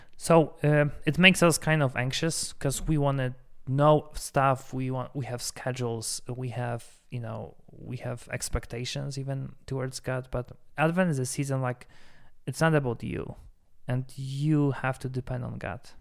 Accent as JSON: {"language": "English", "country": "Poland", "moved": "yes", "lives_now": "Denver, United States", "said": "I'm from Poland, we have Four Seasons"}